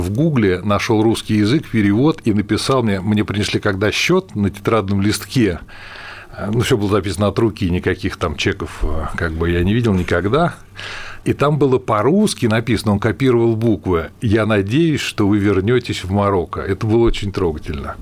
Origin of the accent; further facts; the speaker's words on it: Russia; я из России